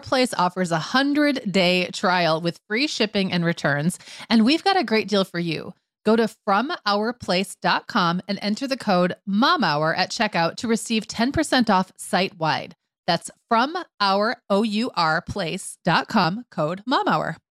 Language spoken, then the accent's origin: English; Upper Michigan, United States; moved away; when I grew up in Upper Michigan